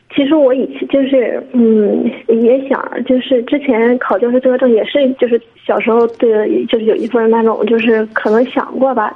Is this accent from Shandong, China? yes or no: yes; Liaocheng, Shandong, China; 我是聊城的